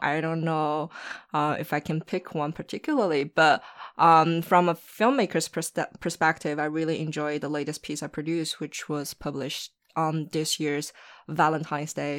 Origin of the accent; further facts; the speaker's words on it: Shanghai, China; also born or lived in Los Angeles, United States; I'm born and raised in Shanghai, China